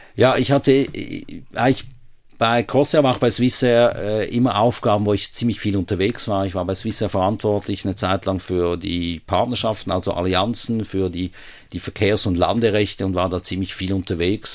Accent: Basel, Basel-Stadt, Switzerland; moved away as an adult; now in Hamburg, Germany; ich bin in Basel aufgewachsen, bin dort äh, in, in Rien in die Primarschule, gleich an der Grenze zu Deutschland

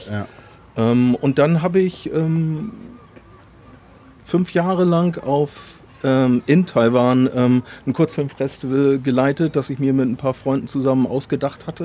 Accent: Kiel, Schleswig-Holstein, Germany; Ich glaube, als Kieler kann man der Faszination mehr eigentlich nicht entkommen, oder? Also ich meine, du gehst vor die Tür und es ist da.

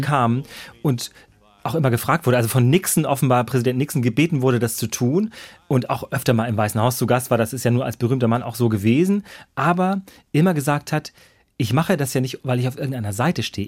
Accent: Germany; als Deutscher

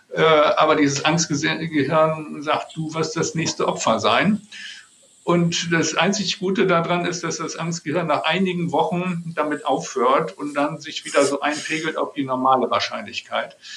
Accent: Germany; als Deutsche

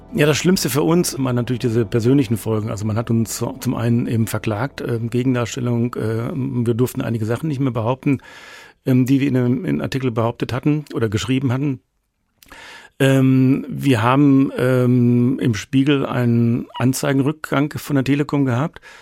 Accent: Germany; als Nation, als Deutsche

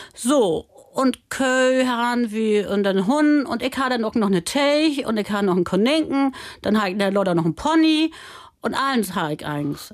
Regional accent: Germany; da gibt es einen Lüttenhof, das ist der Pfingstsoll, da bin ich groß

